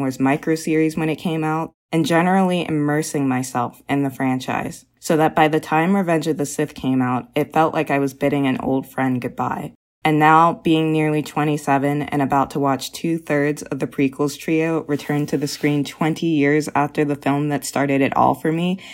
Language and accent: English; Pittsburgh, Pennsylvania, United States; I'm from Pittsburgh, PA